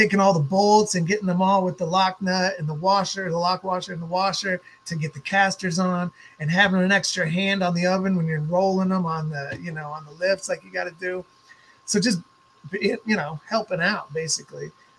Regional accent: Fargo, North Dakota, United States; moved away as an adult; now in Portland, United States; I moved from Fargo, North Dakota out west to Portland, Oregon, right after 9/11.

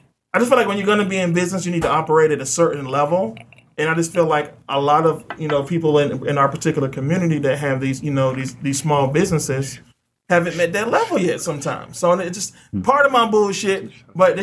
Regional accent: the South, United States; I'm from the South.

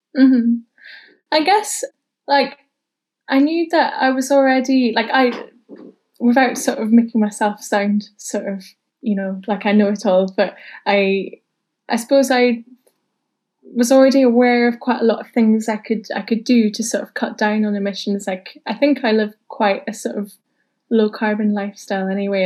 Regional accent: Newport-on-Tay, Scotland, United Kingdom; moved away as an adult; also born or lived in Tayport; now in Edinburgh, United Kingdom; I grew up in Newport and Tay, just next door to Tayport

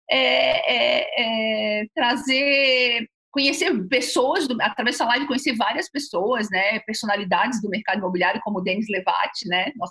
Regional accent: Florianópolis, Santa Catarina, Brazil; sou {S3} aqui de Floripa, né?

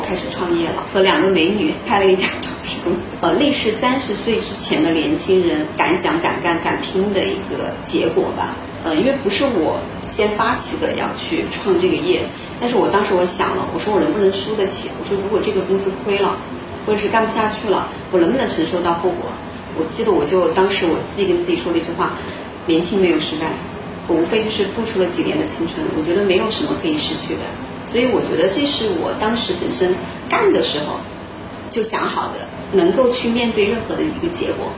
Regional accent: Yibin, Sichuan, China; 我是来自于四川的宜宾，万里长江第一城，也是出名的九都

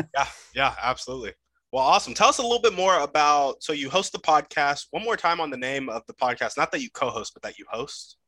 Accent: United States; growing up in America, you only really learn English

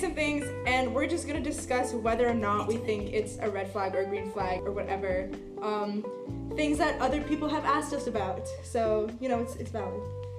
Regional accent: Charlotte Amalie, U.S. Virgin Islands; moved away; I'm from the Virgin Islands, okay, St. Thomas specifically.

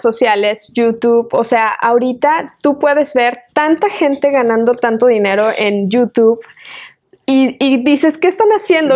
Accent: Querétaro, Mexico; now in Austin, United States; soy nacida en la ciudad de Querétaro. Este, mis abuelitos vivían en un pueblito hermoso donde yo también vivía y con ellos.

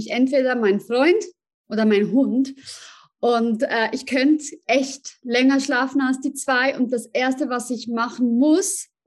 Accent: Zurich, Switzerland; ich äh, bin aus Zürich und ähm, ich bin 37

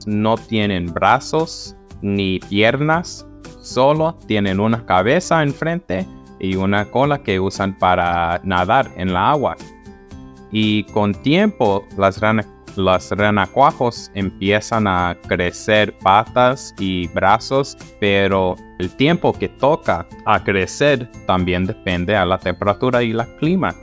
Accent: Southern California, United States; De donde soy, en el sur de California

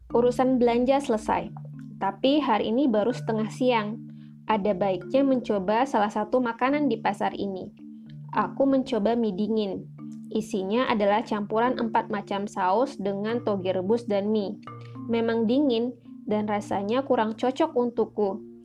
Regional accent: Jakarta, Indonesia; sebagai orang Jakarta, aku terbiasa makan mie hangat

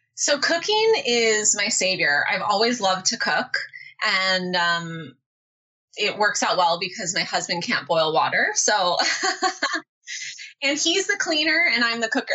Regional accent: Southern California, United States; moved away as an adult; now in Arizona, United States; I grew up in Southern California

